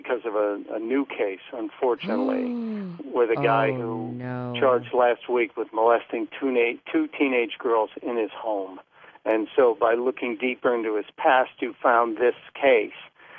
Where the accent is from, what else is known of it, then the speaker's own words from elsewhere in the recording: Australia; What is your cultural background? I'm Australian.